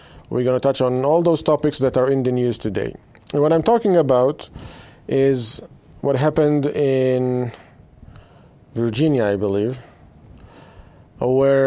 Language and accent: English; Israel; now in United States; I was born and raised in Israel